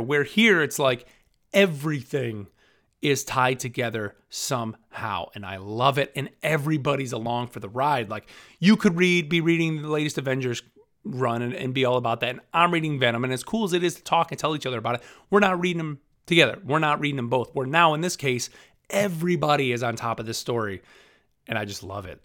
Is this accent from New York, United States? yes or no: yes; Rotterdam, New York, United States; moved away; my hometown of Rotterdam, New York, which is, you know, right outside Albany